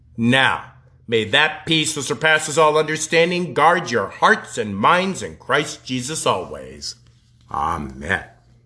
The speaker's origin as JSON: {"language": "English", "region": "Colorado", "country": "United States", "also_born_or_lived": "Nebraska", "moved": "as an adult", "said": "I was from Colorado"}